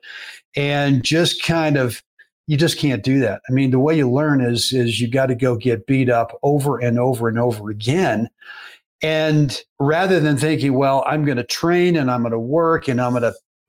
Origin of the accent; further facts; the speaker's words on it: Berkeley, California, United States; as a kid growing up in Berkeley, California